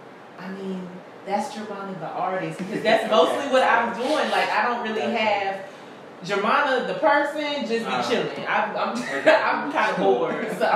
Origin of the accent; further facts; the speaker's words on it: Pittsburgh, Pennsylvania, United States; also born or lived in Charleston, South Carolina / Cairo, Georgia; I'm from Pittsburgh, PA.